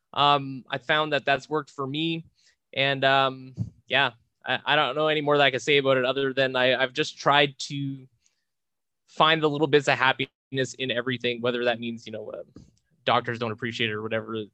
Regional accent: Charlotte, New Brunswick, Canada; also born or lived in Moncton; now in Edmonton, Canada; a kid from a small town, about a thousand people, called Charlotte, New Brunswick.

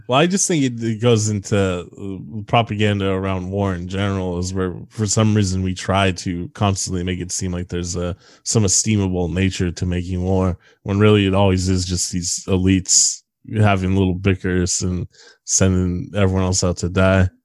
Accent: Bay Area, California, United States; moved away; I'm from the Bay Area

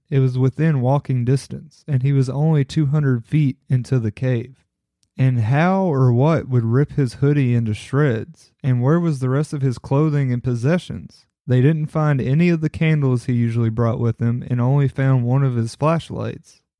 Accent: Kentucky, United States; given the fact that I'm from Kentucky, I couldn't help but to include one case that happened here in my home state.

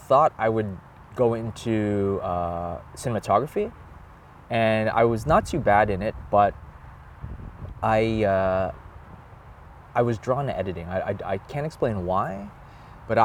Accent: Toronto, Ontario, Canada; I was born in Toronto, Canada.

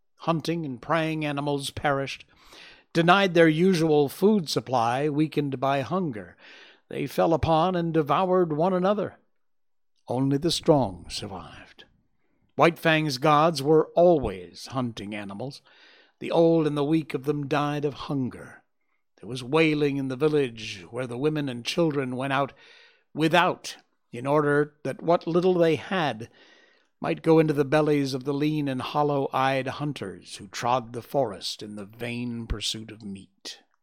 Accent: Cornwall, Connecticut, United States; We grew up together in my hometown in Cornwall, Connecticut.

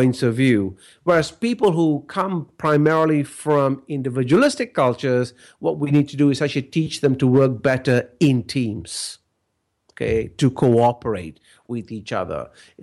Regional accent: Malaysia; I grew up in Malaysia, and Malaysia is a collectivist culture

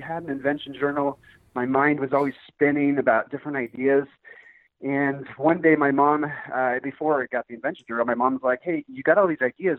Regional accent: Seattle, Washington, United States; now in Arizona, United States; I grew up in Seattle, Washington.

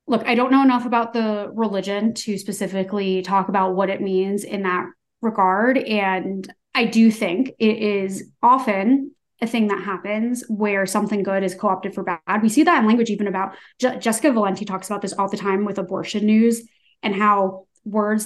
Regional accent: United States; as like an American Jew

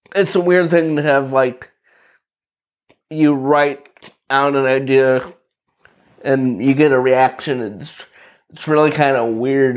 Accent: Knox, Indiana, United States; born or raised there; also born or lived in Valparaiso, Indiana / Lakeville, Indiana

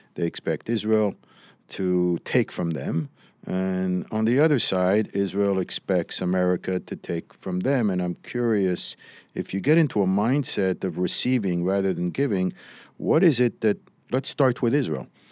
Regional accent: Morocco; now in United States; I was raised in Morocco

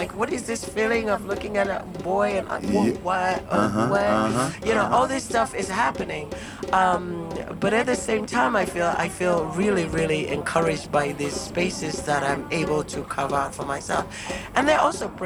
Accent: Zimbabwe

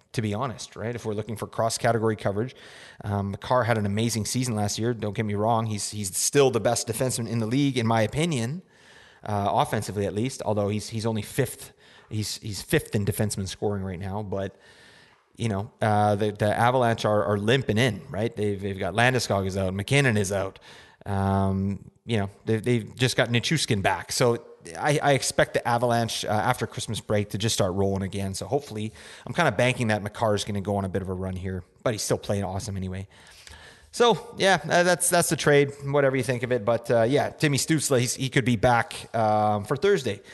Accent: Canada; We're from Canada up in here

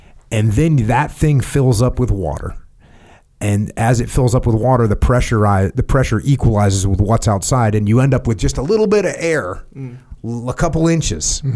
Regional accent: Maine, United States; I grew up surfing in Maine

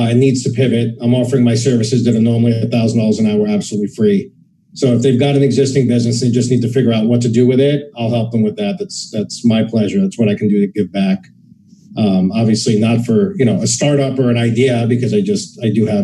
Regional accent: Nevada, United States; I have several properties in my home state of Nevada

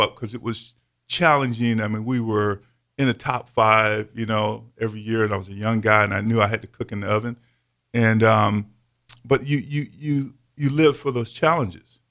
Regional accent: Davenport, Iowa, United States; also born or lived in Fort Pierce, Florida; I was mid, Midwest raised in Davenport, Iowa

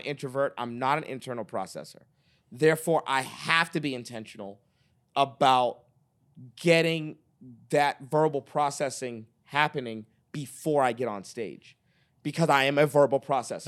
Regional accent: Boston, Massachusetts, United States; moved away as an adult; now in Dallas, United States; I'm from Boston, Massachusetts

